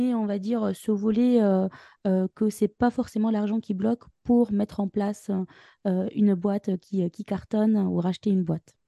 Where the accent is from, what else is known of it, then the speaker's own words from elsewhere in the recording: Tunisia; moved away as an adult; now in France; je viens de la Tunisie